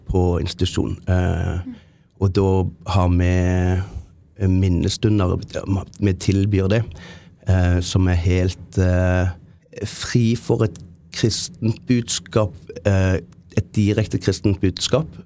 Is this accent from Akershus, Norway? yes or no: no; Jæren, Rogaland, Norway; also born or lived in Japan; Eh, men jeg er prestesønn fra Jæren. Misjonærbarn. Bodde i Japan i syv år. Um, bodde på Jæren, som er relativt, relativt konservativt